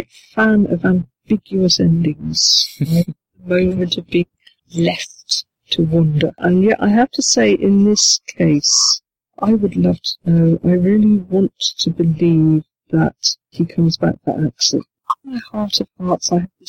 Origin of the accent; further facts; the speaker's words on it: United Kingdom; I'm British